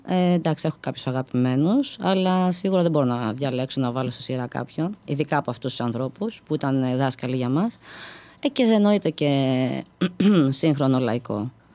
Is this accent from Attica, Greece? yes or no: yes; Athens, Attica, Greece; είμαι από την Αθήνα